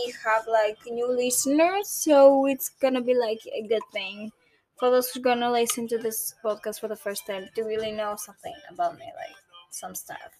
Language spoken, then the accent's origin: English; Greece; I'm a Greek girl, almost 23, turning 23 in August. This August, on 2025. I'm from Greece.